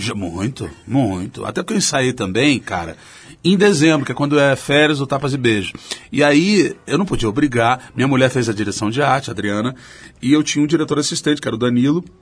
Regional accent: Rio de Janeiro, Brazil; como carioca

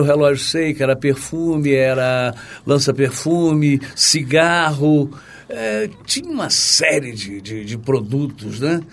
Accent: Campos dos Goytacazes, Rio de Janeiro, Brazil; moved away as an adult; now in Rio de Janeiro, Brazil; é um peixe muito próprio da minha terra que é Campos

